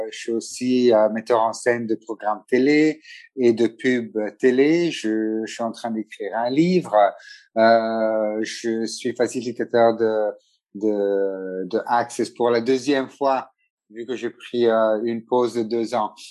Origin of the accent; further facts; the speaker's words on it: Italy; first language Italian; French is a second language; also born or lived in Montpellier / London / Ethiopia; Oui, italien. Donc, italien, c'est ma première langue. Le français, c'est ma deuxième langue, vu que j'ai fait toutes mes études euh, dans les écoles françaises.